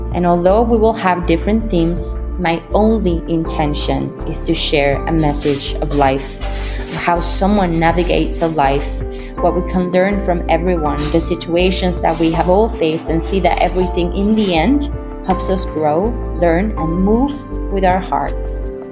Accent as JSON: {"language": "English", "region": "Mexico City", "country": "Mexico", "tie": "born or raised there", "also_born_or_lived": "New York", "moved": "as an adult", "said": "I was born and raised in Mexico City"}